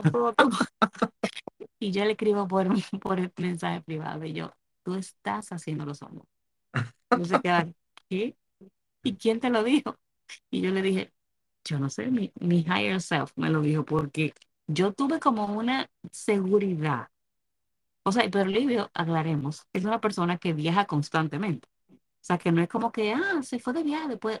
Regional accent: Dominican Republic; now in United States; yo soy dominicana

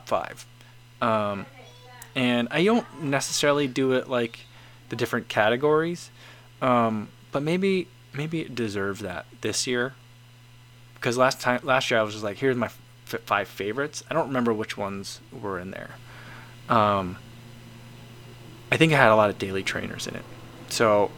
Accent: United States; we're Americans.

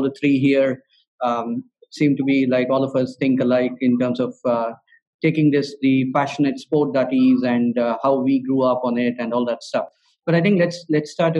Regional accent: Bangalore, Karnataka, India

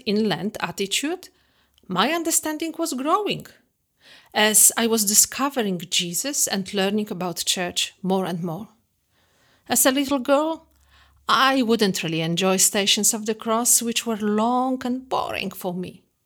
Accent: Poland; moved away; I grew up in the Catholic traditional family back in Poland.

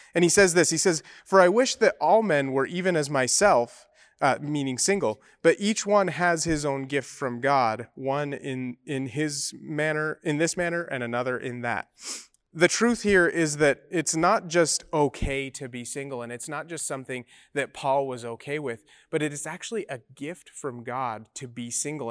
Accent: Utah, United States; moved away; I come from Mormon land, uh, in Utah

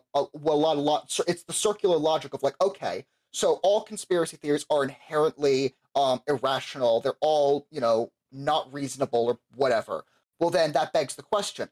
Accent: Florida, United States; I'm from Florida

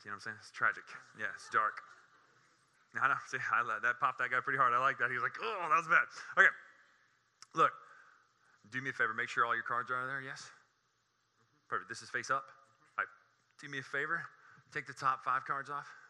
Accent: Coden, Alabama, United States; I'm from Mobile. I grew up here uh, down in the south end of the county in the Bayou Coden area

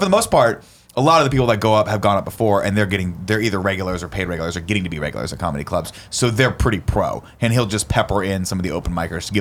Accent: Southern California, United States; I'm also from Southern California, where you can't really skateboard to things

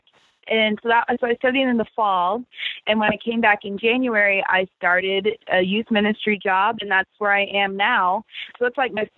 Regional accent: Texas, United States; also born or lived in California; I was born in California, but grew up in Texas

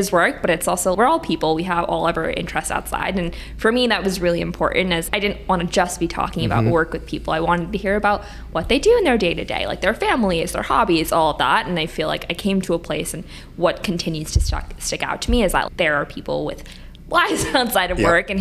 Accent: New York, United States; moved away as an adult; also born or lived in Michigan; now in Chicago, United States; I grew up in New York

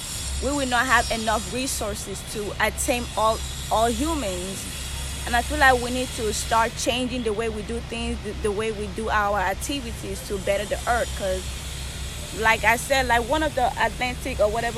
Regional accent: Nigeria; also born or lived in New York, United States / Houston, United States; now in Huntsville, United States; I'm naturally from Africa, Nigeria. Nigeria, but I've been in the United States for 10 years. I lived in New York for 3 years

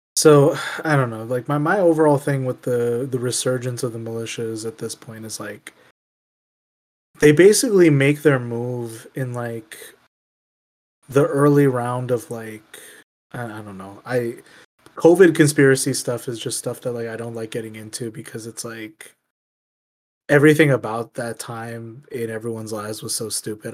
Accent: Michigan, United States; my home state

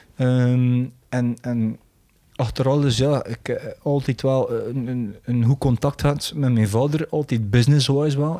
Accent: Belgium

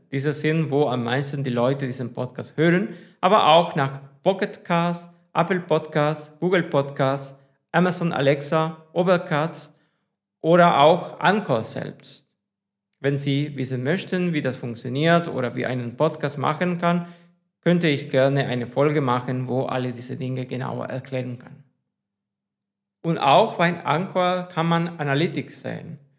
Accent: Spain; first language Spanish; German is a second language; ich auf Spanien komme und Spanisch meine Muttersprache ist.

